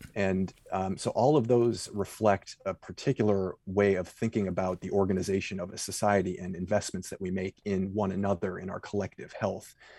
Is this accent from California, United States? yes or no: no; Cleveland, Ohio, United States; I grew up in Cleveland, which is sort of the anchorage of the Midwest